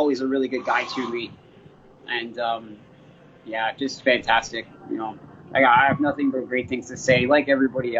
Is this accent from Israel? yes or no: no; Canada; also born or lived in London, Ontario / Toronto; being a Canadian fighter